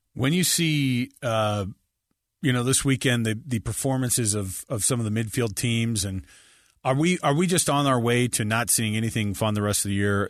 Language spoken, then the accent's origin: English; United States; we're American